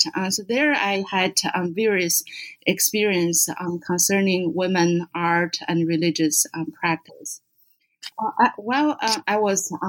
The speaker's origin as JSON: {"language": "English", "region": "Beijing", "country": "China", "tie": "born or raised there", "moved": "as an adult", "lives_now": "United States", "said": "I was born and brought up in Beijing. I was first trained as an art historian and worked as an assistant curator in Beijing Art Museum for about 5 years before coming to the U.S."}